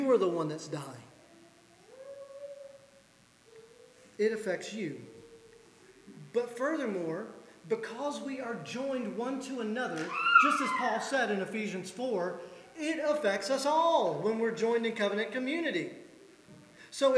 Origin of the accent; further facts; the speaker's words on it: the South, United States; as a Southerner